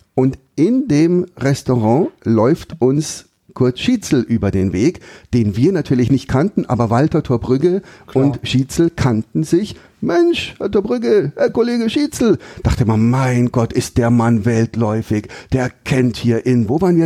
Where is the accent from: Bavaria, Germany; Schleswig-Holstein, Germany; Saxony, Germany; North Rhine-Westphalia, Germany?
Bavaria, Germany; Bavarian Forest, Germany; also born or lived in Regensburg